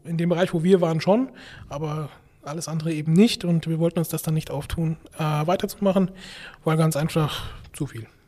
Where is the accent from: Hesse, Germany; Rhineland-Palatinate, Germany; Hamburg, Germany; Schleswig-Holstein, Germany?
Rhineland-Palatinate, Germany; meine Eltern, die ja auch 25 Jahre eine Bäckerei geleitet haben in Rheinland-Pfalz, äh, da bin ich aufgewachsen in der Backstube